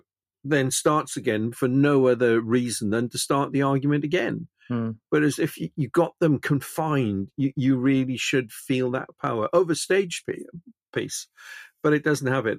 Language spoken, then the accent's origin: English; Wales, United Kingdom; I'm Welsh